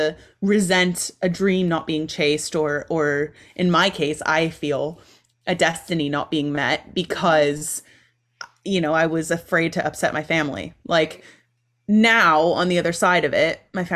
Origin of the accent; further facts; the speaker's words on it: Ohio, United States; moved away as an adult; also born or lived in Texas; my home state, Ohio